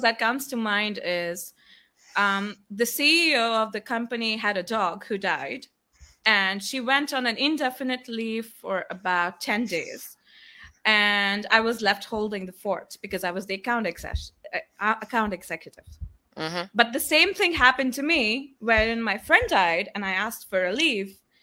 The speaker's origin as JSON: {"language": "English", "region": "Kuala Lumpur", "country": "Malaysia", "also_born_or_lived": "India", "said": "I come from Kuala Lumpur, but I was originally born in India"}